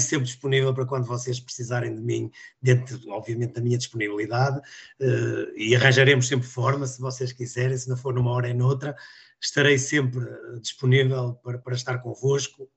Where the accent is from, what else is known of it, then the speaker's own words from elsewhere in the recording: Minho, Portugal; eu como minhoto sempre vivi essa rivalidade desde, desde a minha adolescência